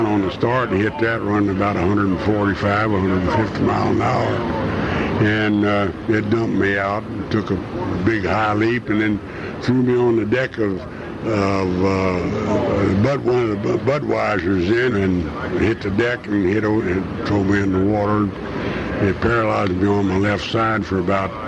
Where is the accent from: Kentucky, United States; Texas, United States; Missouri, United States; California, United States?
Kentucky, United States; Louisville; my hometown, which is Louisville, Kentucky